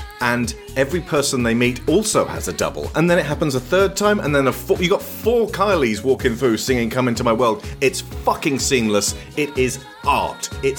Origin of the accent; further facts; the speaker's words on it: Australia; Well, you're a British lady. I'm Australian.